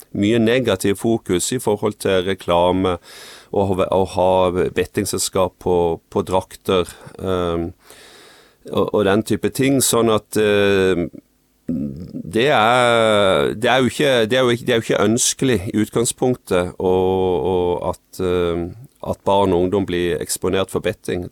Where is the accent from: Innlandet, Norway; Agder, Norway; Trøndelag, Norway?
Agder, Norway; Farsund; så kommer jeg fra, fra Farsund på Sørlandet